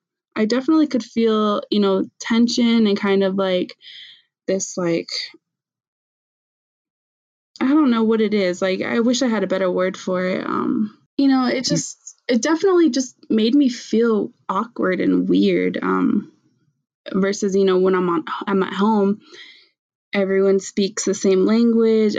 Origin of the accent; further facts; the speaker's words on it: Tohatchi, New Mexico, United States; accent: Navajo; I grew up on the Navajo Reservation in Tohatchi, New Mexico